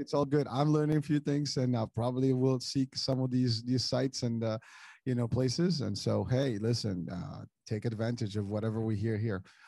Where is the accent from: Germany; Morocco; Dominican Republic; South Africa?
Morocco; moved away; I'm originally from Morocco